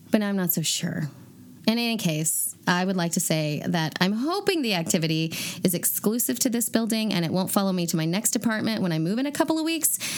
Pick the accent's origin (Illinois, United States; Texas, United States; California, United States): Illinois, United States; Chicago; I grew up in Chicago a very haunted city, and seemed to be on the radar of every spirit in the vicinity.